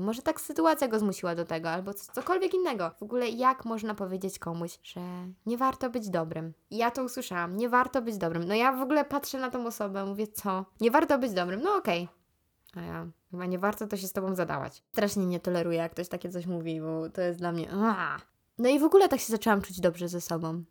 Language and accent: Polish; Ruda Śląska, Silesian Voivodeship, Poland; accent: Ruda (Silesian); mam rudzki akcent